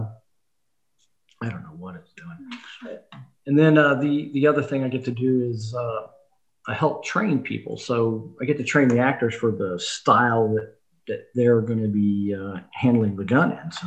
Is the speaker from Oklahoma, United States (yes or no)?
yes; Oklahoma, United States; I'm from Oklahoma, and sometimes I play it up, you know, play the accent pretty thick.